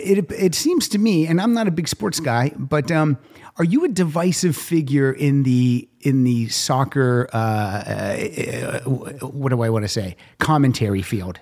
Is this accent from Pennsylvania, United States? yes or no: yes; Pennsylvania, United States; moved away; I was home back in Pennsylvania in June.